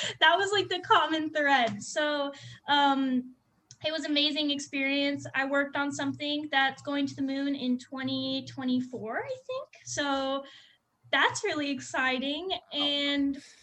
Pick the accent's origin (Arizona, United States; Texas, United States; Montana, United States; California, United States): Arizona, United States; Phoenix; also born or lived in Cleveland, Ohio; I'm from Arizona my whole life. Like, I lived in Ahwatukee